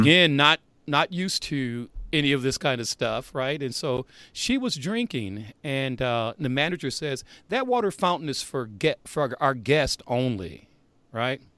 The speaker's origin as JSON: {"language": "English", "region": "Indiana", "country": "United States", "tie": "born or raised there", "said": "growing up in Indiana"}